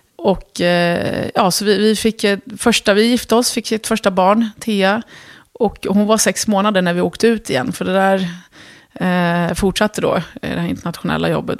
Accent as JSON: {"language": "Swedish", "town": "Örebro", "region": "Örebro County", "country": "Sweden", "tie": "born or raised there", "also_born_or_lived": "Lebanon / Dubai", "second_language": "Swedish", "moved": "as an adult", "said": "hamnade vi i Örebro. Och där växte jag upp"}